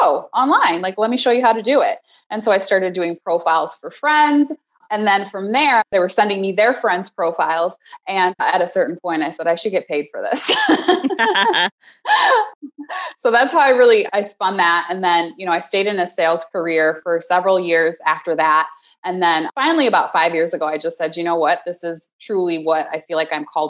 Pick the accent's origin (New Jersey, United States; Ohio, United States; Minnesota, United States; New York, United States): Minnesota, United States; Minneapolis; moved away as an adult; also born or lived in San Francisco; I grew up in Minneapolis, and then I moved out to San Francisco for a job back in 2009